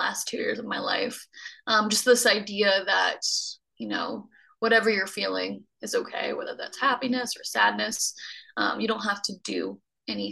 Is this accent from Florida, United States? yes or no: yes; North Florida, United States; moved away as an adult; now in Los Angeles, United States; I grew up in North Florida.